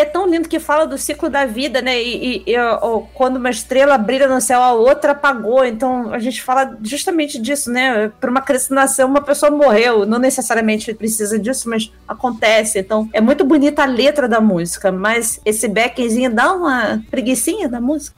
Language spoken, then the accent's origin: Portuguese; Rio de Janeiro, Brazil; Eu sou carioca